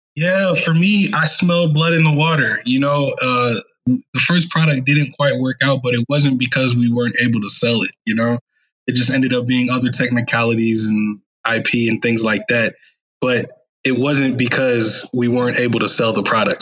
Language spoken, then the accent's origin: English; Chicago, Illinois, United States; moved away as an adult; also born or lived in San Diego; now in Austin, United States; am originally from Chicago